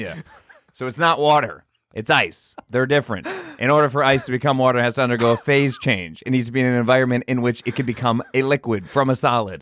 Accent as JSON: {"language": "English", "country": "United States", "said": "I'm American."}